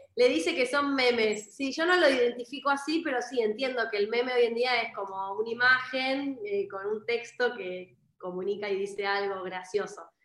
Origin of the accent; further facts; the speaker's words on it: Argentina; moved away as an adult; also born or lived in Buenos Aires, Argentina; estoy como en mi ciudad donde yo nací, ahora me volví por la pandemia